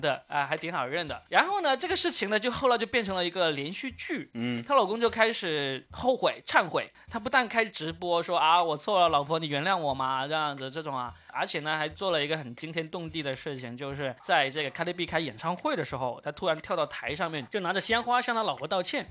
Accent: China; 我们中国人愿意去转啊

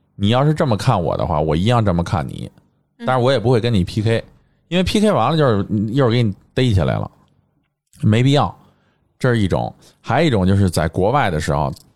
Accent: China; 我们作为一个中国人

